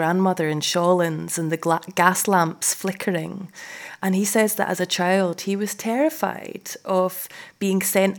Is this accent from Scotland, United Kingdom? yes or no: yes; Edinburgh, Scotland, United Kingdom; also born or lived in Glasgow; I grew up in Edinburgh in the 1980s